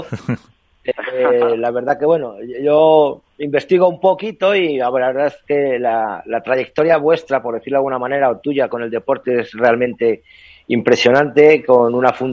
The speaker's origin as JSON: {"language": "Spanish", "region": "Castile and León", "country": "Spain", "said": "yo como castellano leonés eh, me hizo mucha ilusión que en un principio en el calendario estuviera la prueba de, de Segovia, que luego se cayó."}